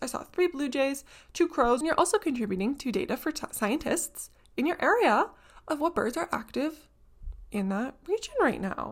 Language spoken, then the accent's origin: English; Southern Ontario, Canada; here in Southern Ontario, in the kind of little pocket that I live in, my city and all the surrounding towns